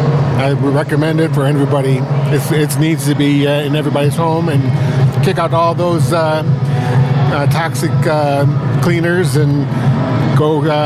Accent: Scott City, Missouri, United States; I'm from Scott City, Missouri.

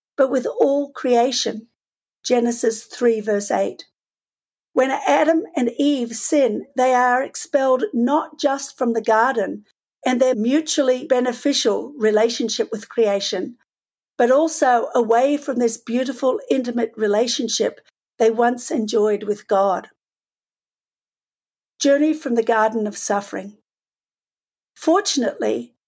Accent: Australia; moved away; I grew up in Australia

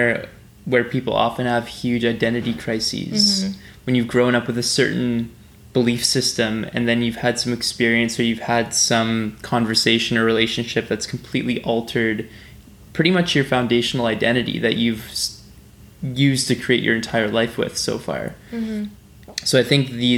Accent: Vancouver Island, British Columbia, Canada; growing up on Vancouver Island in BC, I went to Christian summer camp

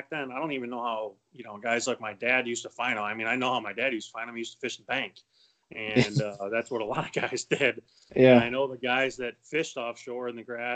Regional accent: Cayuga Lake, New York, United States; We had a cottage on Cayuga Lake when I was a kid, and I would go there

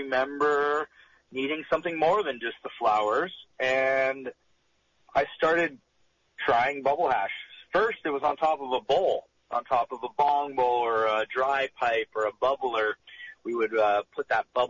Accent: Bay Area, Northern California, United States; moved away as an adult; also born or lived in Boulder, Colorado / Denver, Colorado; growing up in Northern California, the Bay Area specifically

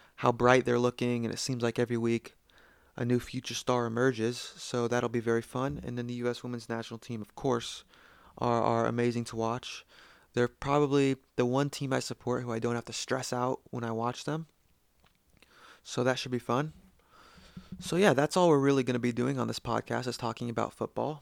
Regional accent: United States; I'm from the United States

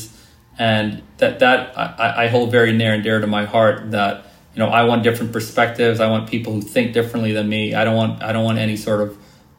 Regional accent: Trinidad & Tobago; my experiences growing up in Trinidad

